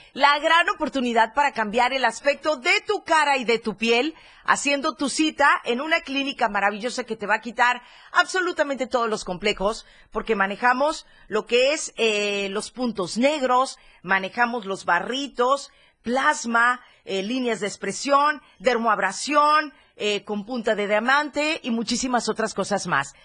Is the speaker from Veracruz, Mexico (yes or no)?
no; Chiapas, Mexico; así somos los chapanecos